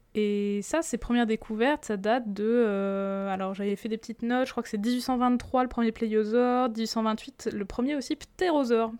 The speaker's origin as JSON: {"language": "French", "country": "France", "said": "chez nous, en France"}